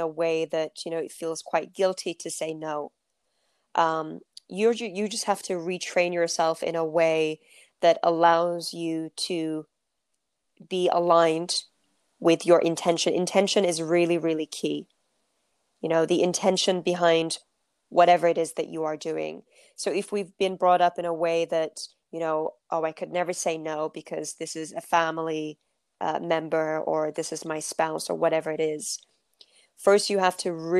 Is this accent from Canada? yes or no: no; London, United Kingdom; also born or lived in Turkey; I grew up in North London, the UK